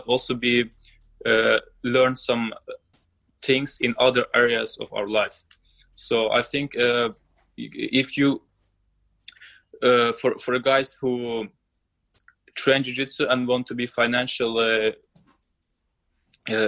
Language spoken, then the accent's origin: English; Azerbaijan; I'm from Azerbaijan